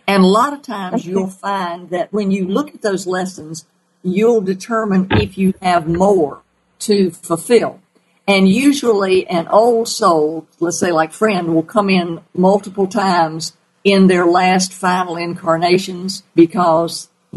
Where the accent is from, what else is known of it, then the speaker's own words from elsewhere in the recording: the South, United States; accent: southern; my southern accent